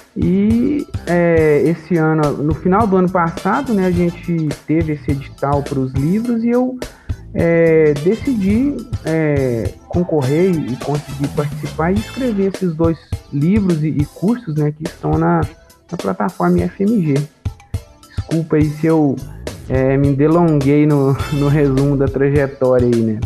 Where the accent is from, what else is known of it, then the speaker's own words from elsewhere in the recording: Bambuí, Minas Gerais, Brazil; eu sou daqui de Bambuí mesmo, inclusive, né, eu cresci, inclusive, na zona rural